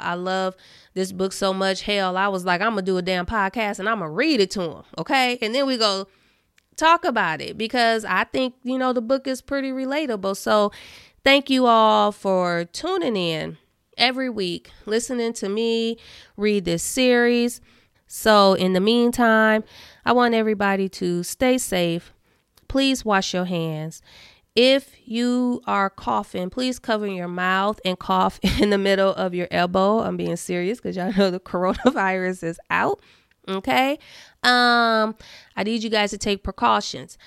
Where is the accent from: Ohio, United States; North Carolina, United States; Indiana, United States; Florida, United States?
Indiana, United States; I'm from Indiana